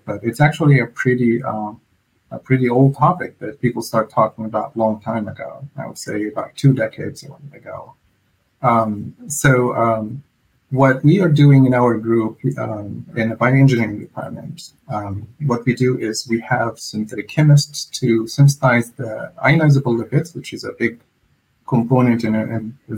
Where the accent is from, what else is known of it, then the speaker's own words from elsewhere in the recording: Egypt; moved away as an adult; now in Virginia, United States; I was born and raised in Egypt, and then I moved to the U.S. about 15 years ago, and I stayed here in Virginia